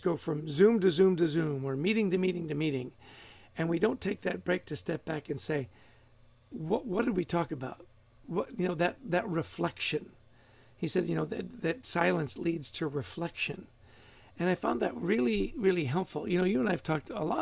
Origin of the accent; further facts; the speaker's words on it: New Jersey, United States; my home state